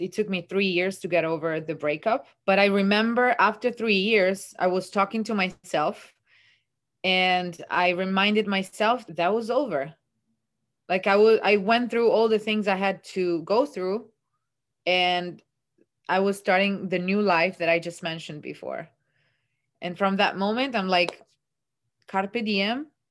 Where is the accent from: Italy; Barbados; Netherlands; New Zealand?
Italy; born or raised there; English is a second language; moved away as an adult; also born or lived in Perugia, Italy / Leeds, United Kingdom; now in New York City, United States